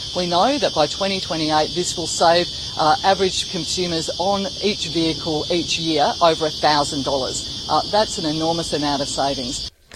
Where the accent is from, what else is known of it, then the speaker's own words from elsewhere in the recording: Western Australia, Australia; my home state of Western Australia